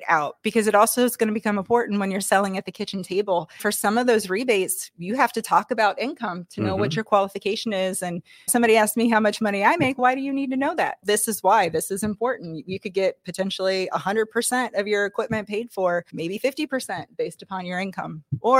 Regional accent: Brookville, Indiana, United States; Brookville, Indiana.

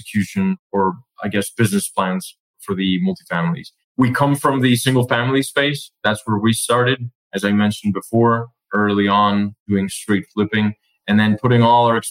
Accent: Colombia; now in United States; we were originally born and raised in Colombia. So we're both foreigners in the States

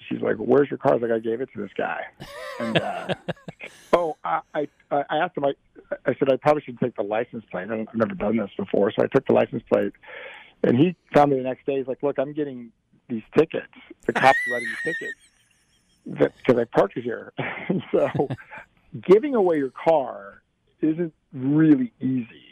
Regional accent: Black Hills, South Dakota, United States; now in Nashville, United States; I am from the 50th coolest state Union, South Dakota

